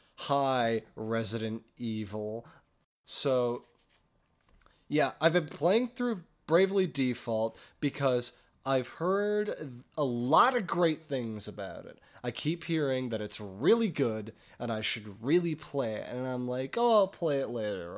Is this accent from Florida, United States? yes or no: no; Chicago, Illinois, United States; moved away as an adult; now in Milwaukee, United States; We're both from Chicagoland